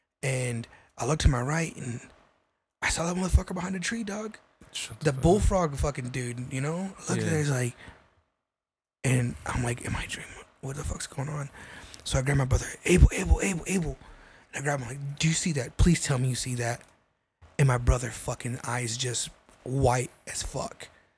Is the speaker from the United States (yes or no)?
yes; New Mexico, United States; I'm from New Mexico.